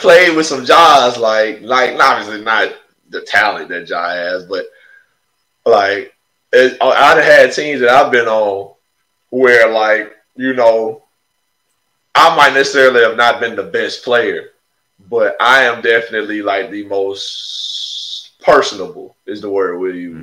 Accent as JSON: {"language": "English", "region": "Alabama", "country": "United States", "said": "I'm from Alabama. We from Alabama"}